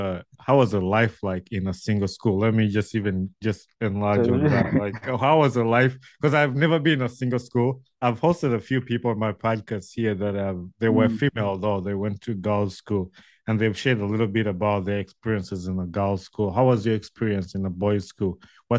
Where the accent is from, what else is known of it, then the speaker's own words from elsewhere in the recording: Wakiso, Central Region, Uganda; So I went to the local schools and where I grew up in Wakiso.